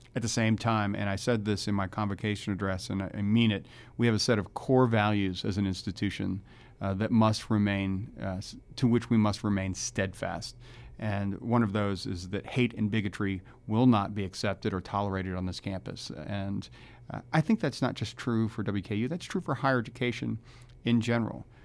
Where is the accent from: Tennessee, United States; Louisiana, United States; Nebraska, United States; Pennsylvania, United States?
Louisiana, United States; New Orleans; moved away; I'm from New Orleans